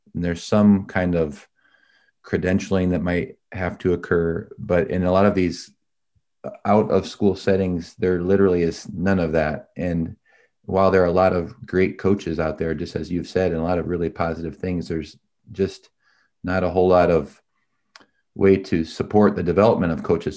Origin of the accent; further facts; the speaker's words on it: Indiana, United States; moved away; I grew up in the Hoosier State